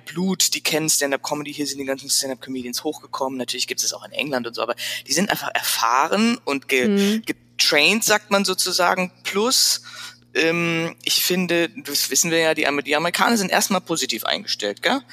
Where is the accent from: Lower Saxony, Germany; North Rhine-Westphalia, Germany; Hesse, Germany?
Hesse, Germany; Frankfurt; born or raised there; accent: Hessian; moved away as an adult; also born or lived in Paris / Milan / Freiburg / San Francisco